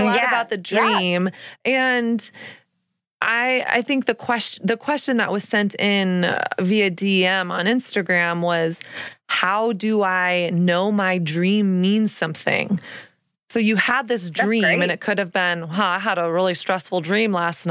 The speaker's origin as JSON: {"language": "English", "region": "Texas", "country": "United States", "tie": "born or raised there", "also_born_or_lived": "Newport Beach, California / New York City", "moved": "yes", "lives_now": "New York, United States", "said": "I grew up in Texas"}